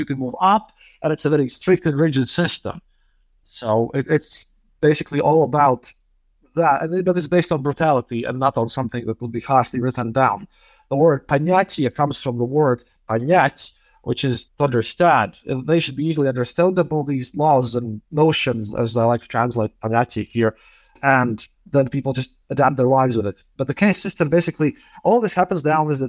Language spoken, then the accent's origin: English; Riga, Latvia; I'm from Riga, Latvia.